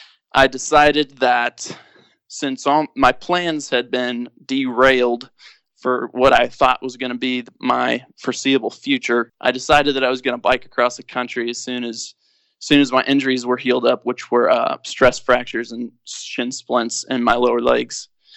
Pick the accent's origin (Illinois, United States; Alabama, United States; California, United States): Illinois, United States; Springfield; I'm here in Springfield, Illinois, born and raised. I've actually lived in this house for 20 years in July.